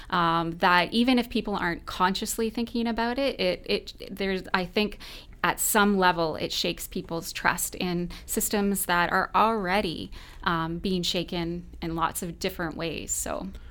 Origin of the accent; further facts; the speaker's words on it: London, Ontario, Canada; I was raised in London as well, and I love this city